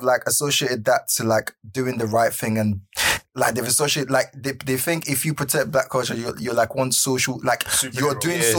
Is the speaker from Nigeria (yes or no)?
yes; Nigeria; I'm Nigerian